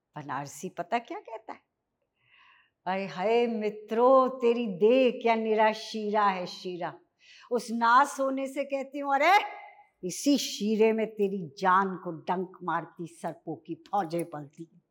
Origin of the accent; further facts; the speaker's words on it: Dehradun, Uttarakhand, India; moved away; मैं basically small town Dehradun से आई